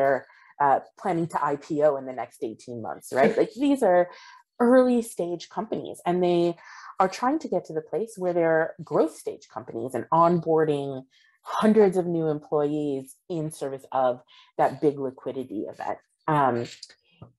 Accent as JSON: {"language": "English", "country": "United States", "said": "pride in being an American"}